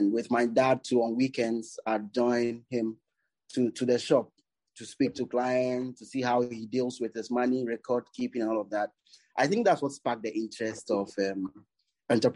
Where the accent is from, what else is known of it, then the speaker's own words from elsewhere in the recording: Tema, Greater Accra, Ghana; I was born in Tema. It's a suburb in Accra.